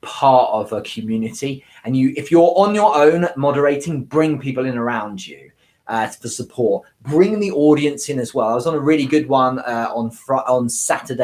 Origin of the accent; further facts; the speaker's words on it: United Kingdom; I'm British